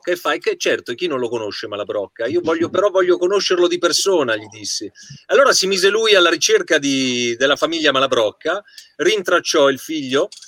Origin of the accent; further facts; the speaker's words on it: Certosa di Pavia, Lombardy, Italy; io sono di Certosa di Pavia, che è